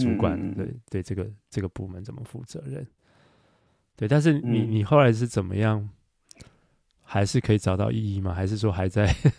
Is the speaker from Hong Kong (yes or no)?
no; Taiwan; now in Shanghai, China; 对，而且我我是在上海，我也是台湾人，就是跟他们的文化又很格格不入。